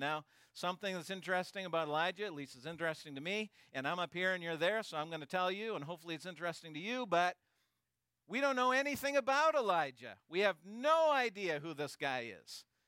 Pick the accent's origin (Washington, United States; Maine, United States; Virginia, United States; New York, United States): Maine, United States; also born or lived in Canada; I was born here in Maine